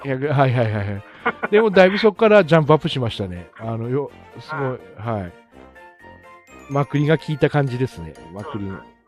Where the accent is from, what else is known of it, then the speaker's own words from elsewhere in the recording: Aomori, Japan; also born or lived in Australia / Iwate; 生まれも育ちも青森ですね